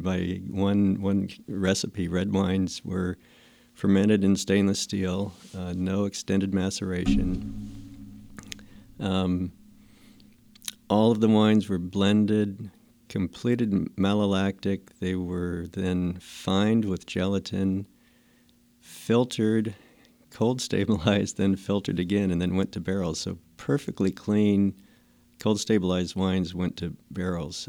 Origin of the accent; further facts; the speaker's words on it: Fresno, California, United States; also born or lived in Clovis, California; I grew up in the Fresno area, and actually, in high school, we lived in Clovis